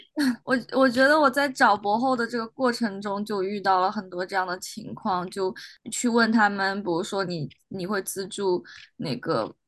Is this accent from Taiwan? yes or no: no; China; now in United States; 虽然我们都是中国人